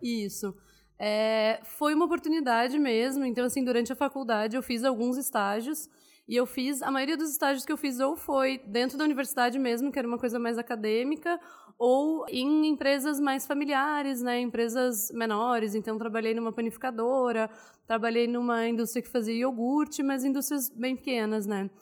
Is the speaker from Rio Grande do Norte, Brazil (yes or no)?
no; Porto Alegre, Rio Grande do Sul, Brazil; moved away as an adult; also born or lived in Goiás; Eu sou gaúcha de Porto Alegre, nasci e vivi lá até os 24 anos, mais ou menos